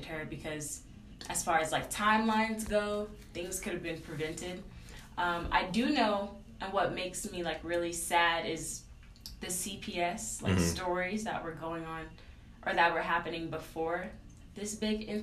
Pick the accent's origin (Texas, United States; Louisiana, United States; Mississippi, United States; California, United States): Texas, United States; Houston; I'm from Houston